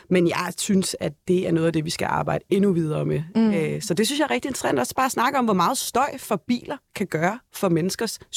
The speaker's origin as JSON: {"language": "Danish", "town": "Copenhagen", "region": "Capital Region of Denmark", "country": "Denmark", "said": "Og hvorfor fylder det så for mig som københavner?"}